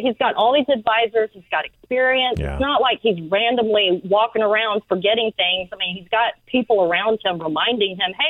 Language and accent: English; Birmingham, Alabama, United States; also born or lived in Tokyo, Japan / California; now in Santa Barbara, United States; I grew up in Birmingham, Alabama. I've lived in California much longer.